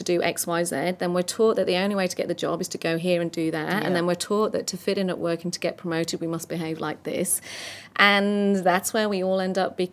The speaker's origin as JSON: {"language": "English", "region": "north of England", "country": "United Kingdom", "said": "I'm English and north of English and a woman in this space"}